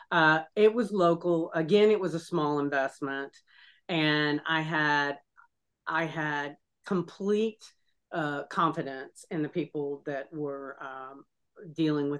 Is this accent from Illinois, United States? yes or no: no; Texas, United States; now in Florida, United States; I live in Florida and I was born in Texas and have relatives still in Texas